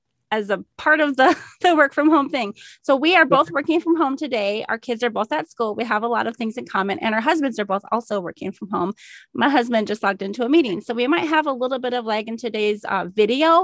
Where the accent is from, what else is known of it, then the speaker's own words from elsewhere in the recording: southeastern Minnesota, United States; I grew up in southeastern Minnesota, not too far from there